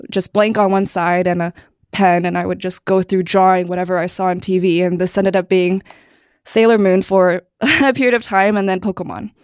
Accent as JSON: {"language": "English", "town": "Cupertino", "region": "California", "country": "United States", "tie": "born or raised there", "also_born_or_lived": "New Jersey / Canada / Arizona / China", "said": "a lot of movement before I was seven, but ever since then, Cupertino"}